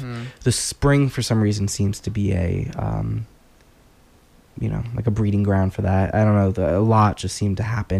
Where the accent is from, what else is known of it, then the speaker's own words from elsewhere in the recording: New Jersey, United States; now in Maine, United States; I grew up in Jersey